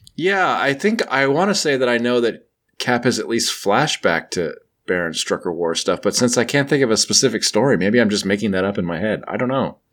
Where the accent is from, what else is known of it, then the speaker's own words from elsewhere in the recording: United States; I'm I'm from the United States